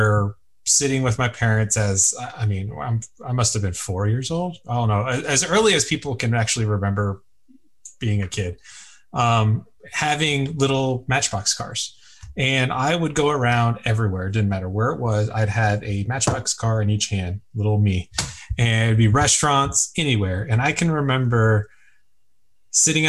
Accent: Houston, Texas, United States; also born or lived in Philadelphia; I'm a Texas boy. I'm from Houston originally, and we've got space here

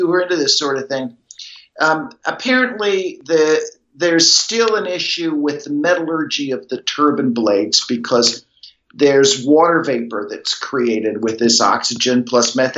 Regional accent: Lewisburg, Pennsylvania, United States; I grew up in Lewisburg

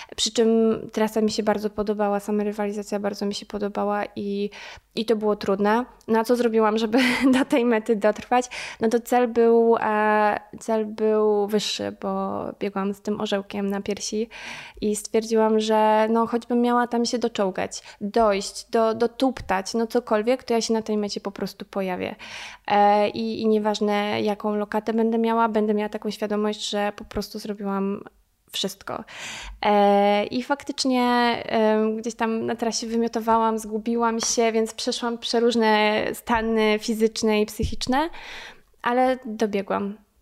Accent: Draganowa, Subcarpathian Voivodeship, Poland; pochodzę, pochodzę właśnie z e, Draganowej, tam się wychowałam i spędziłam większość mojego e, życia

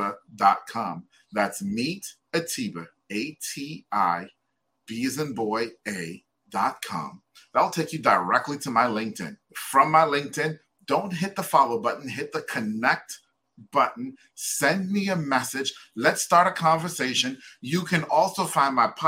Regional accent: Trinidad & Tobago; now in United States; I'm originally from Trinidad.

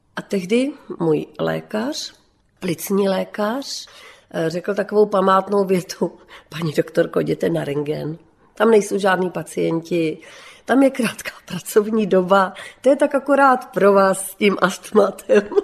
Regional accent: Bohemia, Czechia; tady u nás v Čechách

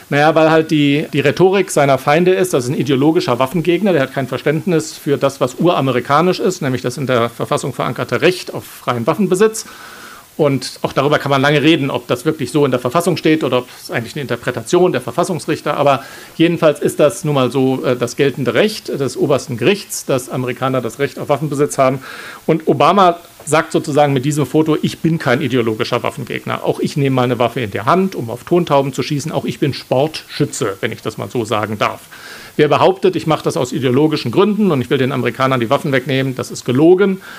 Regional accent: Baden-Württemberg, Germany; da, wo ich herkomme, im Schwarzwald, muss man das Ei auf den Löffel legen und ins Ziel tragen.

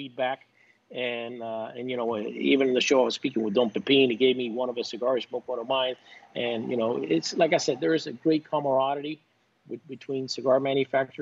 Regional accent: Tampa, Florida, United States; I grew up in Tampa. I played for Tampa Jesuit

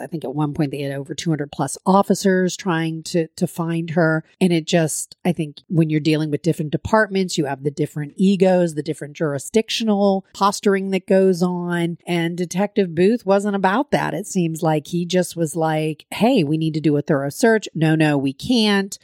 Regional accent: United States; an American citizen

